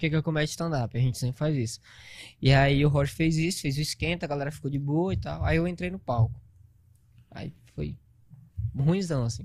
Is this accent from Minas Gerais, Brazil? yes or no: no; Grajaú, Maranhão, Brazil; moved away as an adult; also born or lived in São Paulo; now in Manaus, Brazil; eu sou, sou do Maranhão